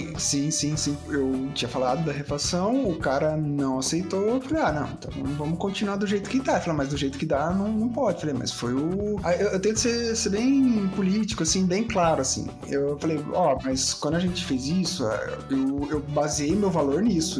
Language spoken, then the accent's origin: Portuguese; São José do Rio Preto, São Paulo, Brazil; now in Curitiba, Brazil; A minha cidade natal era São José do Rio Preto